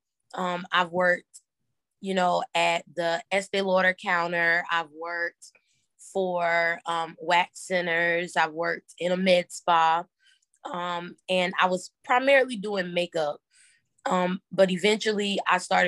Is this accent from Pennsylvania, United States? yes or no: no; Orangeburg, South Carolina, United States; moved away as an adult; now in Columbia, United States; I'm originally from a small town called Orangeburg, South Carolina